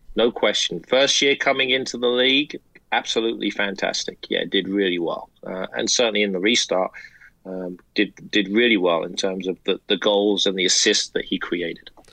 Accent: United States; American soccer fans

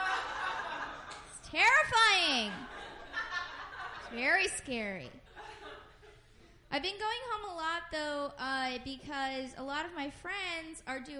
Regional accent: Oakland, California, United States; moved away as an adult; now in Portland, United States; I'm from Oakland, and I live in Portland now

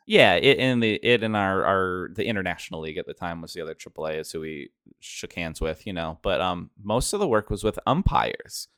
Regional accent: an hour outside of Portland, Oregon, United States; my hometown of, I'm from an hour outside of Portland, Oregon.

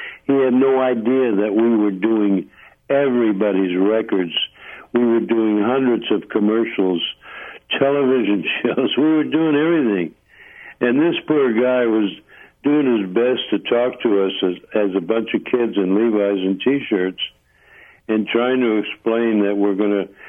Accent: Holyoke, Massachusetts, United States; moved away; also born or lived in Hartford, Connecticut; I'm originally from Massachusetts.

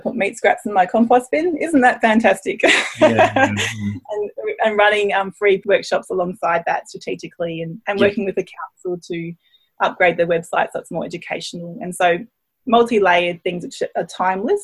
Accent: Brisbane, Queensland, Australia; moved away as an adult; now in Tasmania, Australia; originally I come from Queensland in Brisbane, where I grew up on a city farm my dad ran

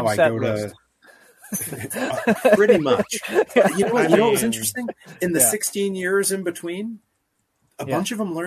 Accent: Greenfield, Massachusetts, United States; I grew up in Greenfield, Massachusetts, which is 15 minutes from Northampton, Massachusetts

